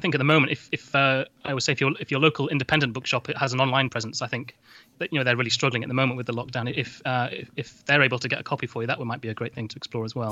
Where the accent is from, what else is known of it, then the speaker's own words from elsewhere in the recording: Doncaster, Yorkshire and the Humber, United Kingdom; I'm from Doncaster, the same as him.